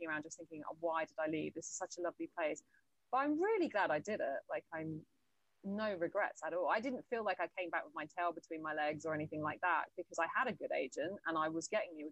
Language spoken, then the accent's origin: English; United Kingdom; also born or lived in Los Angeles, United States / Atlanta, United States; I'm just very British. And even my accent in the whole year I was there, I was very like, there wasn't a bit of my accent that changed.